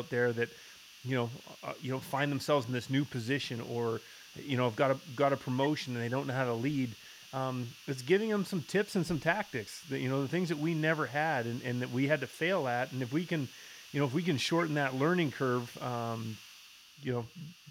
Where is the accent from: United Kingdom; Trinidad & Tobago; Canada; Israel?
Canada; Vancouver Island, British Columbia; moved away as an adult; now in United States; I'm from Vancouver Island, British Columbia. Came to the United States